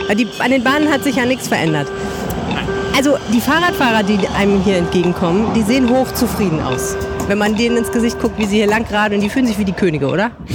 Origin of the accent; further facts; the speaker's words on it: Düsseldorf, North Rhine-Westphalia, Germany; als Düsseldorferin